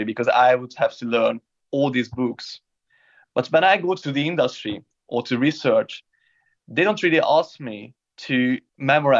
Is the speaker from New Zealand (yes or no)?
no; Hungary; now in London, United Kingdom; I'm from Hungary, from a small town with an impossible name.